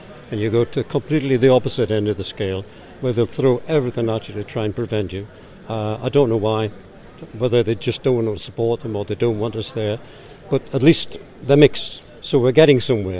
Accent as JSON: {"language": "English", "town": "Newcastle upon Tyne", "region": "North East England", "country": "United Kingdom", "accent": "Geordie", "said": "I'll keep my Geordie accent slow."}